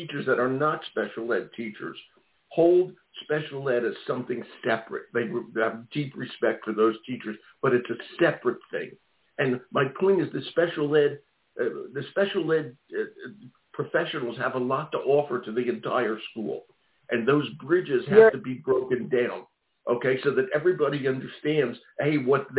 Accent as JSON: {"language": "English", "town": "Philadelphia", "region": "Pennsylvania", "country": "United States", "moved": "yes", "lives_now": "Maine, United States", "said": "I live in Maine, but I'm from Philadelphia."}